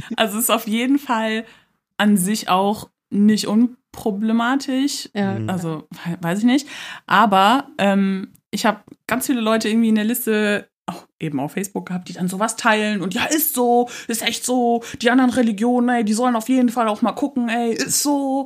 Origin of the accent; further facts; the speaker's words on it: Cologne, North Rhine-Westphalia, Germany; Ich komme aus Köln